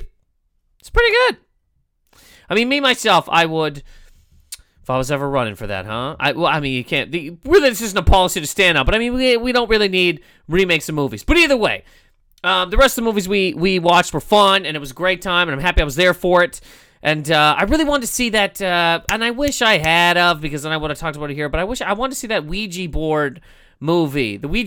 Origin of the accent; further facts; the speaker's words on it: Nova Scotia, Canada; also born or lived in Toronto; now in New York, United States; when I moved there from Nova Scotia, I got to Toronto and I was like, oh my God, this place is huge. I'm scared of it.